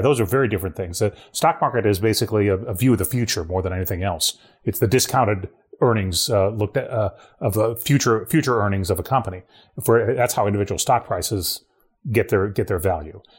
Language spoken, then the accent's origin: English; Ohio, United States; moved away; my home state of Ohio